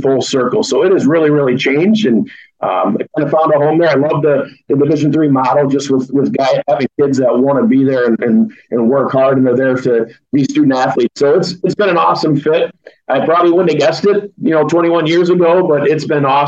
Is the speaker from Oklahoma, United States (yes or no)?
no; Bellevue, Iowa, United States; I grew up in Bellevue, about 20 miles south of Dubuque.